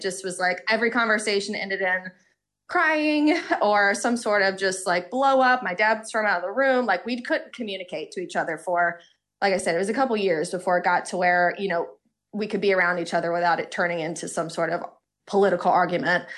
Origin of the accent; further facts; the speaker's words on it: Georgia, United States; moved away as an adult; now in Boston, United States; I'm originally from Georgia, born and raised